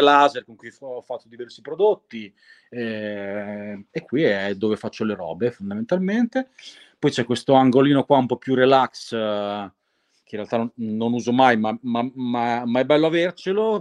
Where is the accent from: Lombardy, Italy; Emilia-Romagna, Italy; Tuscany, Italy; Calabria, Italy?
Emilia-Romagna, Italy; abito al mare eh, che, perché sono romagnolo